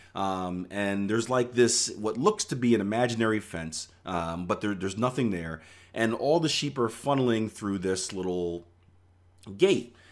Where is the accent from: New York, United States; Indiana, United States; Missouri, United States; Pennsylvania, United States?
Pennsylvania, United States; Philadelphia; I grew up in Philadelphia, P